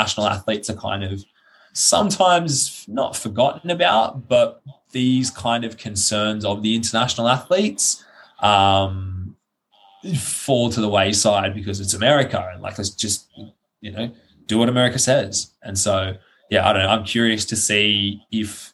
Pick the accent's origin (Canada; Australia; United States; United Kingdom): Australia; moved away as an adult; now in Iceland; as an Australian